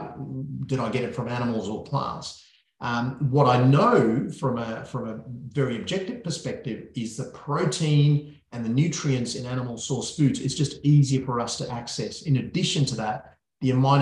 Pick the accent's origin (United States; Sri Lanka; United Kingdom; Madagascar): Sri Lanka; moved away; Sri Lanka, which is my home country